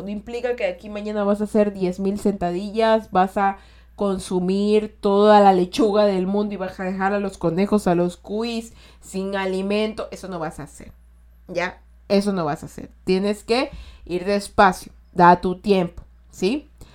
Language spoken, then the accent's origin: Spanish; Ecuador; Yo soy de Ecuador y de aquí decimos todo posi